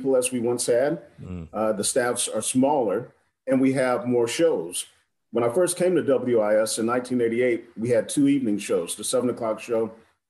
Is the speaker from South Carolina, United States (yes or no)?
yes; South Carolina, United States; as a black guy growing up in South Carolina